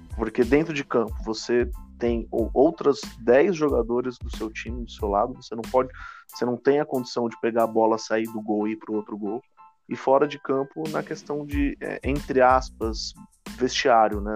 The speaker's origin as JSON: {"language": "Portuguese", "region": "São Paulo", "country": "Brazil", "said": "eu sou de São Paulo"}